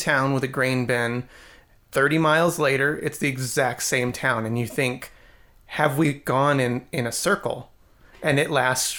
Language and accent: English; Rocky Mountain region, United States; we're from the Rocky Mountain region our entire lives